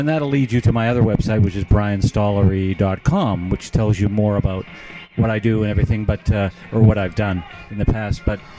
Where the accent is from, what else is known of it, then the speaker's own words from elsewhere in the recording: Edmonton, Alberta, Canada; moved away as an adult; also born or lived in Montreal / Toronto; now in Calgary, Canada; I grew up in Edmonton, which is a city about 3 hours north of here.